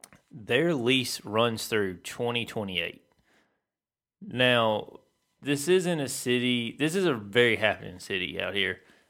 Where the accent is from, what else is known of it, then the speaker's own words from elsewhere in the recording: United States; I'm an American